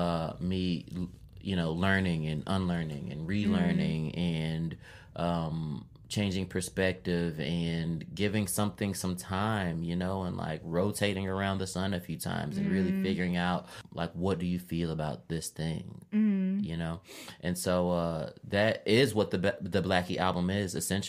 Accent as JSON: {"language": "English", "town": "Chicago", "region": "Illinois", "country": "United States", "tie": "born or raised there", "said": "I am the …, a rapper, librarian, born and raised in Chicago."}